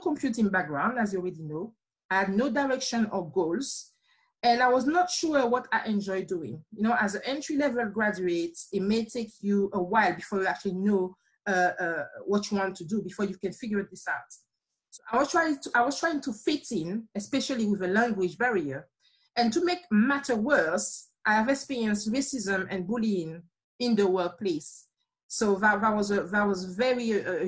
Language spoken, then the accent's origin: English; Martinique; accent: slight accent; moved away as an adult; now in United Kingdom; I'm from a small island called Martinique